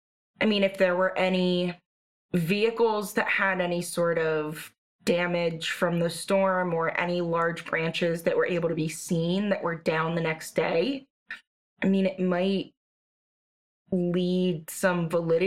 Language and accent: English; California, United States; Or I'm from California, but is it possible in PA that?